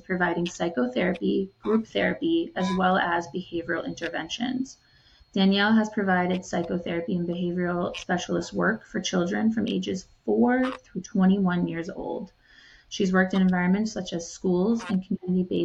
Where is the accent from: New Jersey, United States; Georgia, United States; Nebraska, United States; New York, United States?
New York, United States; Schenectady; born or raised there